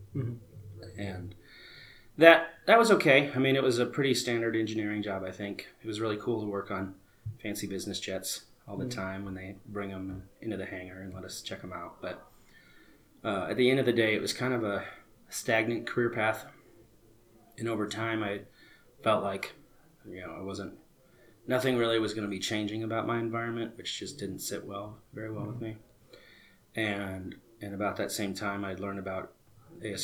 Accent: Phoenix, Arizona, United States; also born or lived in Prescott, Arizona; I'm born and raised in Phoenix, Arizona

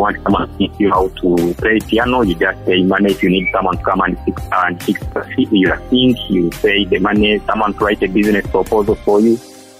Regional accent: Kisoro, Western Region, Uganda; moved away as an adult; now in Kampala, Uganda; I'm Ugandan. I come from Kisoro.

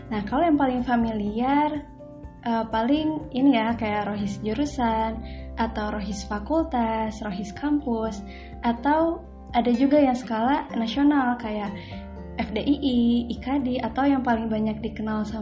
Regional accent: Sukabumi, West Java, Indonesia; FYI juga nih teh beta juga dari Sukabumi sama kayak teh Dita

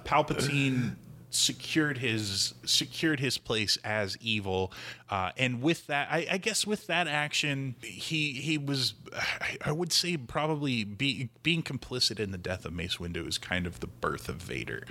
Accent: Midwest, United States; I'm from the Midwest

